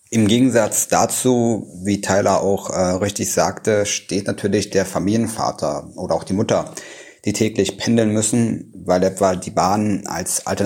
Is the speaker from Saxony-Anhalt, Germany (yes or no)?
yes; Magdeburg, Saxony-Anhalt, Germany; In meiner Heimatstadt Magdeburg